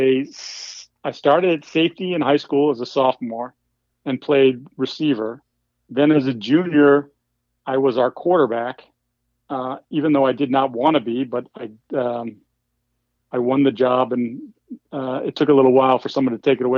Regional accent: Falmouth, Massachusetts, United States; also born or lived in New Hampshire / Boston, Massachusetts; I was born in New Hampshire, raised on the Cape, but actually went to high school up near Boston

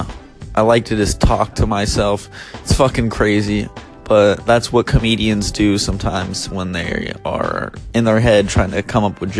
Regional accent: Bay Area, California, United States; moved away as an adult; now in Los Angeles, United States; I'm from the Bay Area, but I just moved down

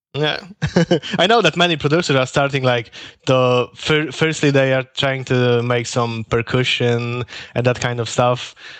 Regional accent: Poland; moved away as an adult; now in Norway; I am from Poland, but actually now I'm working and living in Norway

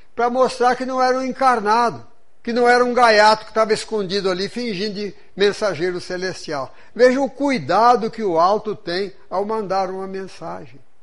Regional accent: interior of São Paulo state, Brazil; now in Juiz de Fora, Brazil; Mas eu estudei num colégio protestante, irmão do Grambi daqui de Juiz de Fora, lá no interior do estado de São Paulo.

